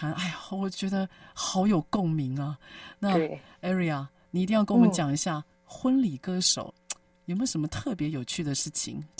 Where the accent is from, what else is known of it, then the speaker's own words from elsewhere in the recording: Taipei, Taiwan; 因为我们那时候小时候很穷嘛，我老家在万华。